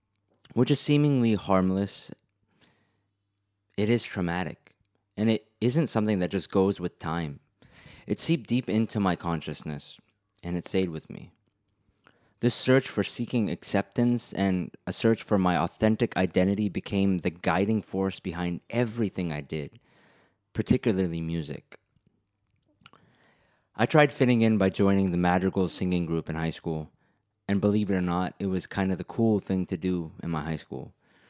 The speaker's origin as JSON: {"language": "English", "country": "United States", "tie": "born or raised there", "also_born_or_lived": "India", "accent": "American", "said": "I was born in America, but since I started going to school, from kindergarten itself, I was always the brown kid at school."}